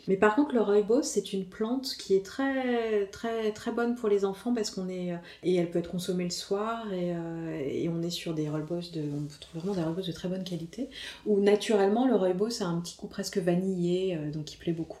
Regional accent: Paris, Île-de-France, France; Je suis une vraie parisienne, hein, une vraie parisienne qui dès qu'elle va ailleurs, à la campagne, euh, dès qu'elle voit un arbre ou une fleur, elle est en extase

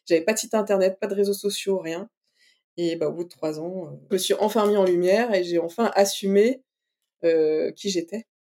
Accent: Brittany, France; on a un festival chez nous, en Bretagne

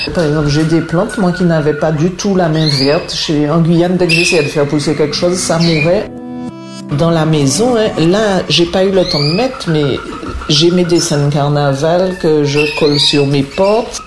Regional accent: Martinique; moved away as an adult; also born or lived in Guadeloupe / French Guiana; now in Meaux, France; Je suis originaire de la Martinique où j'ai vécu jusqu'à l'âge de 18 ans

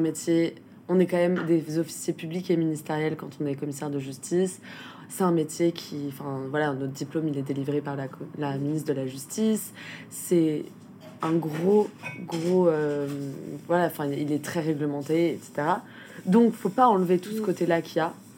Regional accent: Rennes, Brittany, France; moved away; je venais de Rennes

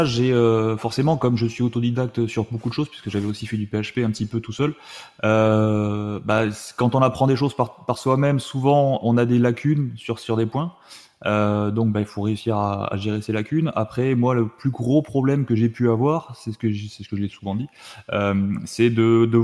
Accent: Tarbes, Occitania, France; also born or lived in Saumur, France / Metz, France; Alors moi je viens de Tarbes, donc du sud-ouest de la France.

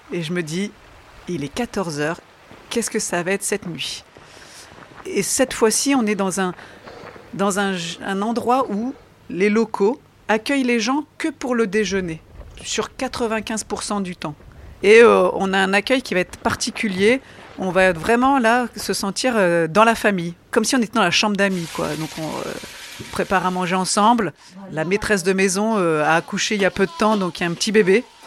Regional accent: the North, Hauts-de-France, France; Je suis native du Nord

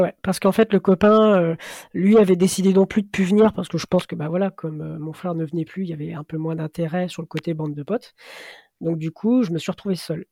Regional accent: Oise, Picardy, near Compiègne, Hauts-de-France, France; also born or lived in Ireland; je suis originaire de l'Oise en, Picardie, à côté de Compiègne

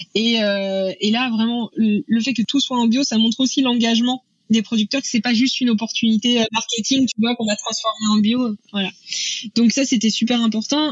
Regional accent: Normandy, France; je suis originaire de Normandie, euh, là où où j'ai grandi

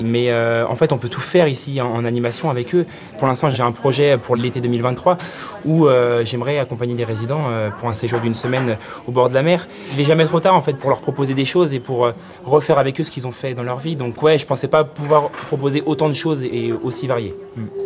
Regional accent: Chemillé, Pays de la Loire, France; j'ai 21 ans, euh, je viens de Chemillé

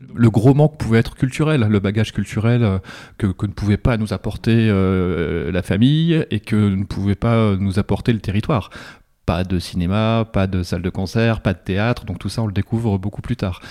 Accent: Pas-de-Calais, Canche valley, Hauts-de-France, France; je viens du Pas-de-Calais, vraiment de, alors pas des mines, mais une cinquantaine de bornes, euh, la vallée de la Canche

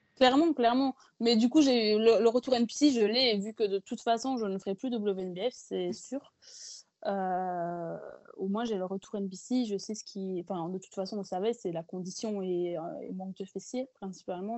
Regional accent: Belgium; je suis belge à la base

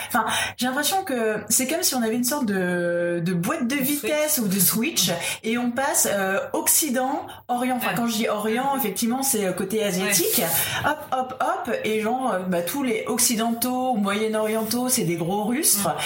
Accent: France; nous en tant que Français

